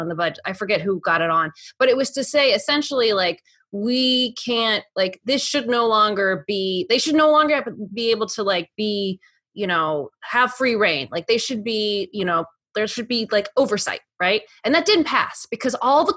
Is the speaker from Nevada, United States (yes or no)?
yes; Nevada, United States; moved away as an adult; now in California, United States; I grew up in Nevada, but I started voting in California because that's when I was 18